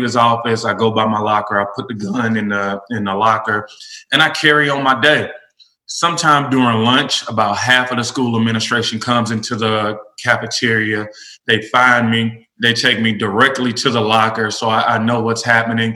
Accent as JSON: {"language": "English", "town": "Nashville", "region": "Tennessee", "country": "United States", "tie": "born or raised there", "said": "was born and raised in Nashville, elementary through college"}